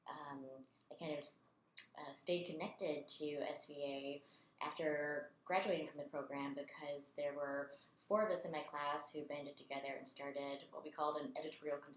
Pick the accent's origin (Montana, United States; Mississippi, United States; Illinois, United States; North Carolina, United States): North Carolina, United States; Raleigh; I'm from Raleigh, North Carolina